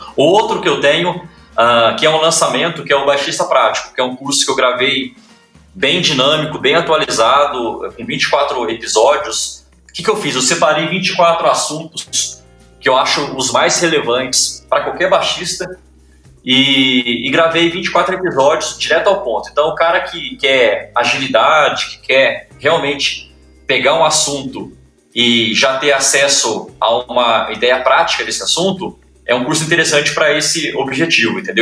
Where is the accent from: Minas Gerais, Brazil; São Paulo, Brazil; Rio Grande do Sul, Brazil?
Minas Gerais, Brazil; Ouro Fino; sou de Ouro Fino, interior de Minas